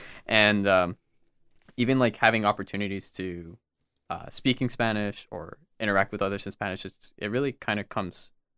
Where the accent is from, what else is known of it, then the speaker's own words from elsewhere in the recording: Dubai, United Arab Emirates; also born or lived in Puerto Rico; And I actually was born and raised for 5 years in Puerto Rico, moved to Dubai, and I went to like a Lebanese school